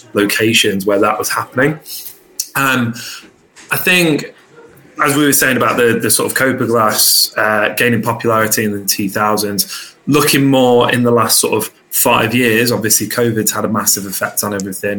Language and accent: English; Luton, East of England, United Kingdom; originally I was born in Luton, so I come from a very working class background